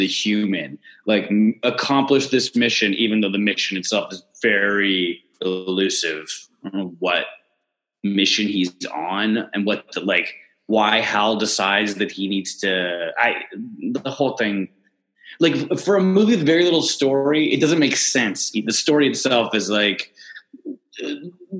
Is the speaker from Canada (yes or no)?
yes; Canada